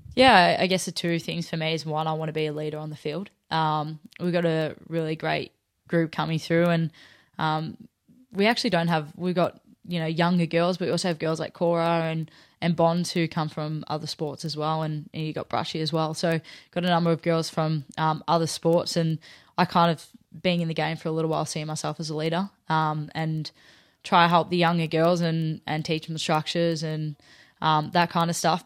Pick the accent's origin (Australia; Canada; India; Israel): Australia; Melbourne, Victoria; moved away as an adult; now in Sydney, Australia; growing up in Melbourne